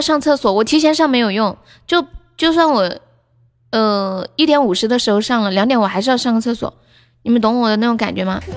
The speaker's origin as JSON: {"language": "Chinese", "town": "Chengdu", "region": "Sichuan", "country": "China", "said": "我是四川嘞"}